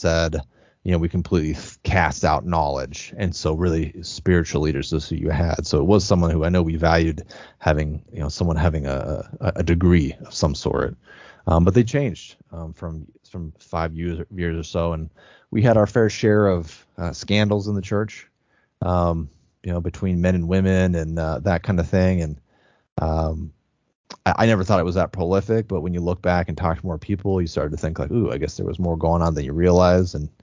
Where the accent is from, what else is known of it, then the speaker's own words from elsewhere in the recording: Spokane Valley, Washington, United States; I grew up in Spokane Valley